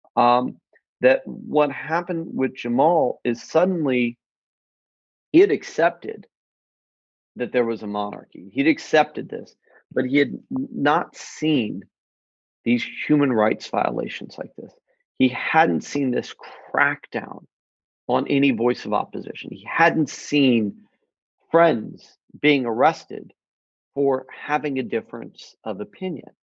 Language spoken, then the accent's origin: English; United States; as an American